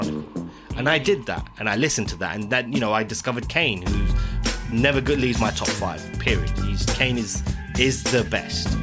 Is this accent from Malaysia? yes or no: no; London, United Kingdom; I'm an Indian guy from Southall